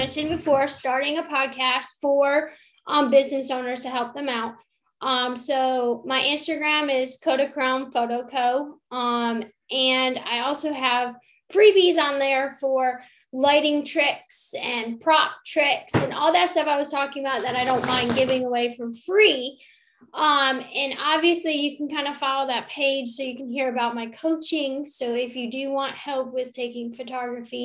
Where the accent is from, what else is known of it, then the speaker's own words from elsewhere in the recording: Rochester, New York, United States; now in Eastern North Carolina, United States; I grew up in Rochester, New York, which a lot of people might not hear about it, but it's upstate New York